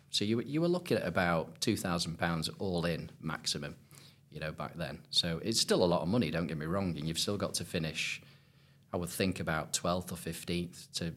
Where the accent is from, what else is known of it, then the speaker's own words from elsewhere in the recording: Southport, North West England, United Kingdom; growing up playing Lynx golf, you know, I'm from Southport originally